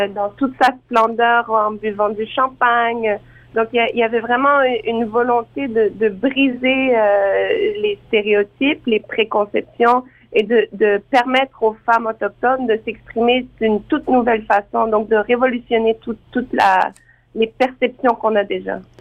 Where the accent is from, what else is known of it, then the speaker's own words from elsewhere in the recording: Outaouais, Quebec, Canada; also born or lived in France; je suis originaire de la région de l'Outaouais, donc vers Gatineau